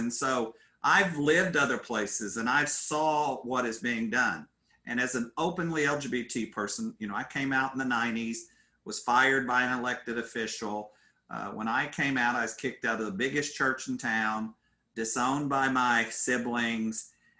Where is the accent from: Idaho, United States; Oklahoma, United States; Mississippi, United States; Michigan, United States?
Oklahoma, United States; Hollis; Hollis, Oklahoma, it's as far west and as far south as you can go. That's where me and my people are from.